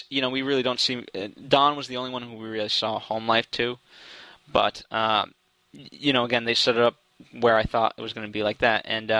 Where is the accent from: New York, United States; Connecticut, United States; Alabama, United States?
Connecticut, United States; I grew up in Connecticut